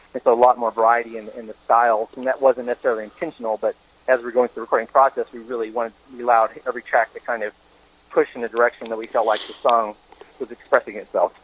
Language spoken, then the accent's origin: English; Tahlequah, Oklahoma, United States; moved to my hometown, Tahlequah